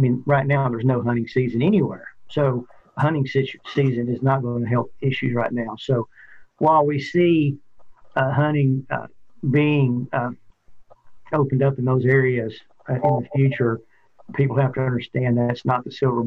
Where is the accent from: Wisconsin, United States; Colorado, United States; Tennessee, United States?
Tennessee, United States; Middle; I grew up in Middle Tennessee